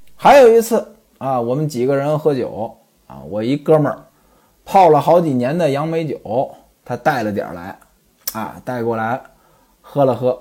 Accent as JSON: {"language": "Chinese", "region": "Beijing-Tianjin area", "country": "China", "tie": "born or raised there", "said": "我老家呢，在这个京津一带"}